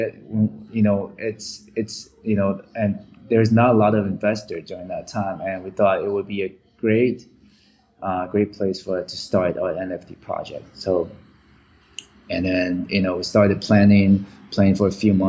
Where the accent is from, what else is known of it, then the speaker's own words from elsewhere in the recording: Vancouver, British Columbia, Canada; also born or lived in Taiwan; I grew up in Vancouver, Canada